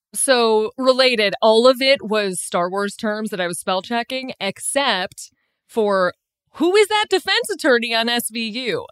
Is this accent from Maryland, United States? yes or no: no; Chicago, Illinois, United States; also born or lived in New York; now in Los Angeles, United States; I grew up in Chicago